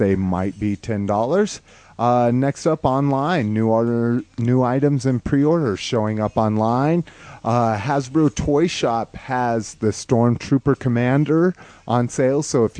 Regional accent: New Mexico, United States; moved away; growing up in New Mexico

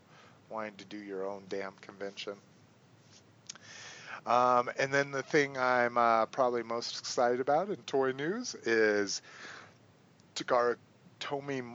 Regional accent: New Mexico, United States; I grew up in New Mexico

